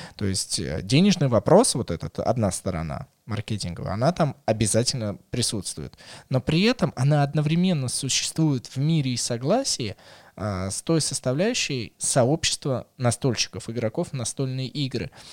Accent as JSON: {"language": "Russian", "region": "Moscow", "country": "Russia", "tie": "born or raised there", "said": "как для коренного москвича"}